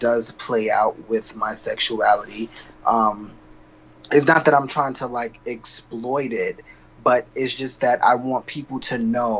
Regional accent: New York City, New York, United States; also born or lived in South Carolina; I'm originally from South Carolina. Like, I was born out there, but I was raised in Queens, in Jamaica, Queens.

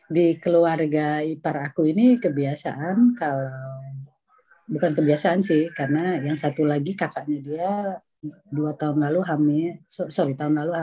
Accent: Indonesia; now in Netherlands; Aku yang baru datang dari Indonesia kan kejut-kejut tahun 95 ya.

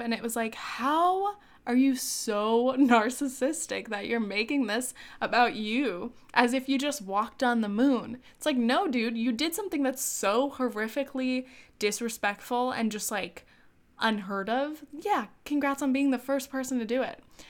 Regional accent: South Orange County, California, United States; moved away as an adult; also born or lived in France / New Orleans; I'm from South Orange County

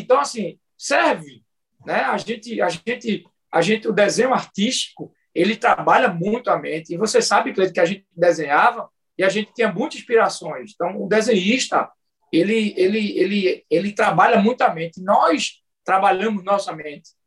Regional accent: Moreno, Pernambuco, Brazil; eu sou nascido e criado em Moreno

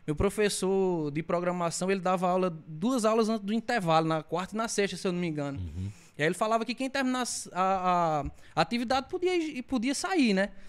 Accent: Isabelê, Paraíba, Brazil; also born or lived in Monteiro; Eu sou nascido aqui em Monteiro, né? Fui criado a vida toda aqui em Isabelê, aqui 20 quilômetros aqui do Monteiro, cidadezinha pequena, 2 mil habitantes.

